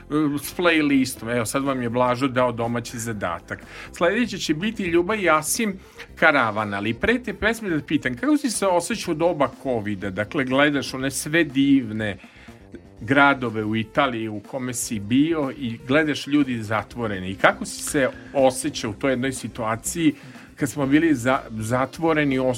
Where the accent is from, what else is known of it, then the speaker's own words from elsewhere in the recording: Vršac, Vojvodina, Serbia; also born or lived in Belgrade; now in Novi Sad, Serbia; Jeste, ja sam iz Vršca